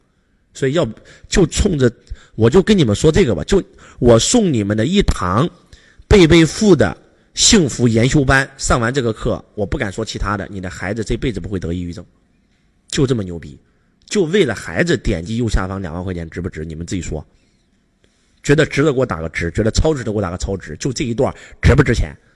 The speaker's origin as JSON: {"language": "Chinese", "region": "Henan", "country": "China", "said": "是河南，河南叫中原，就一个字中，中庸之道，对吧？"}